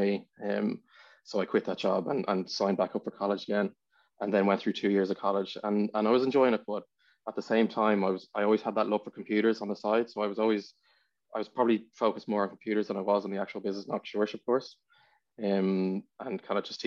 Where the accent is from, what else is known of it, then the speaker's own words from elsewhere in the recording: Dublin, Leinster, Ireland; I was born in Dublin, born in Glenacurie. I didn't spend too long there